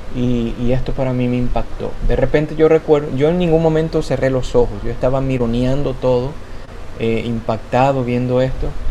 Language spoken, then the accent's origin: Spanish; Dominican Republic; yo soy de República Dominicana